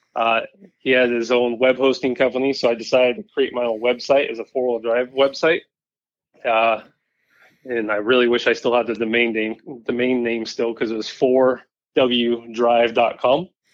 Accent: Puyallup, Washington, United States; also born or lived in North Seattle, Washington; now in Federal Way, United States; I was born and raised in Puyallup, Washington

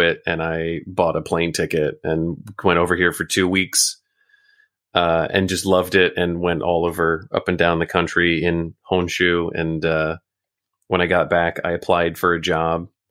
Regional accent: Oklahoma, United States; moved away as an adult; also born or lived in Chicago; now in Tokyo, Japan; originally from Oklahoma, born and raised

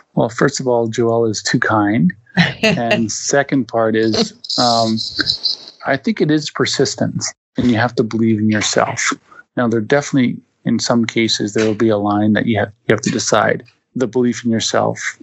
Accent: Winnipeg, Manitoba, Canada; I'm born and raised in Winnipeg, Manitoba

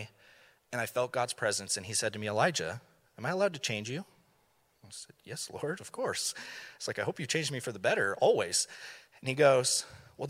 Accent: Thousand Oaks, California, United States; here in Thousand Oaks

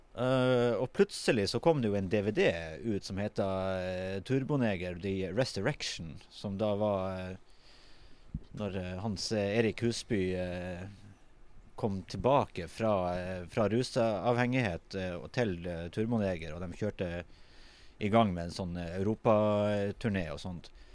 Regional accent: Tromsø, Troms, Norway; jeg er jo fra Kvaløya, ikke sant. Og jeg er jo jeg vokste jo opp

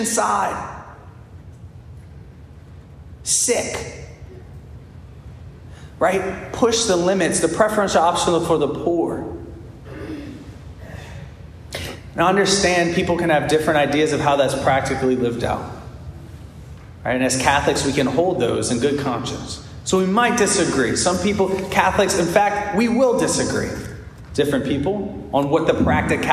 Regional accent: United States; being an American

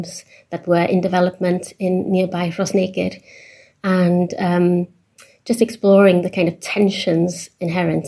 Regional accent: Anglesey, Wales, United Kingdom; moved away as an adult; also born or lived in Cambridge / Berlin, Germany; I grew up on Anglesey

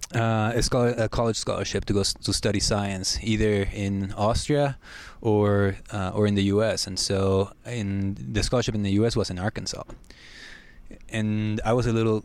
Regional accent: Guatemala; moved away as an adult; now in United States; I grew up in Guatemala

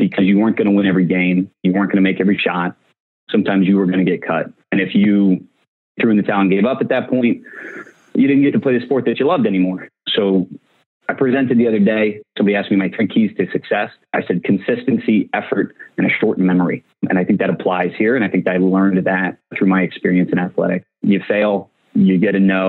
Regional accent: Annapolis, Maryland, United States; growing up in Annapolis, Maryland

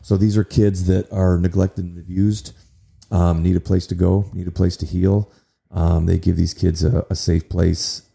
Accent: Kalamazoo, Michigan, United States; also born or lived in Nashville; in my hometown

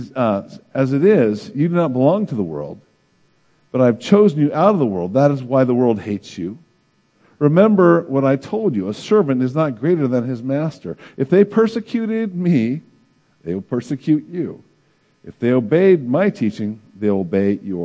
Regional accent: United States; as American Christians, we enjoy a lot of privileges

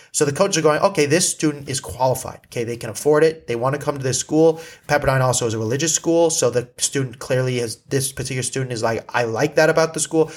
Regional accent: Malibu, California, United States; I grew up in Malibu

